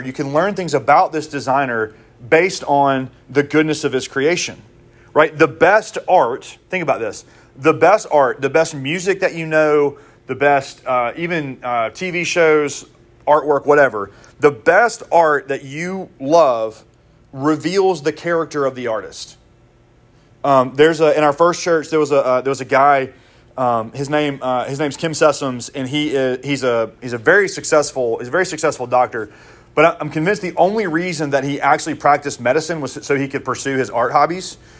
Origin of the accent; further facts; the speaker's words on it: Mississippi, United States; I'm from Mississippi